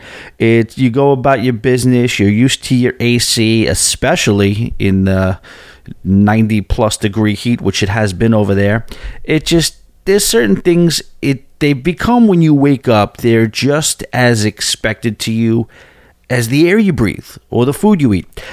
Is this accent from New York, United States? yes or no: yes; East Rockaway, New York, United States; also born or lived in Astoria, New York; I go to my hometown of East Rockaway